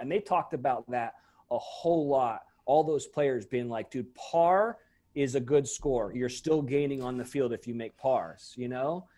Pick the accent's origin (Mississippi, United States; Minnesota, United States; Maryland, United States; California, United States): California, United States; Monterey; I grew up in Monterey